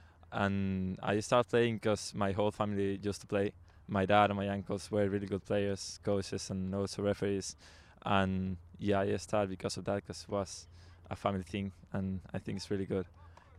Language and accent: English; Spain; English is a second language; now in Waterford, Ireland; I'm from Spain.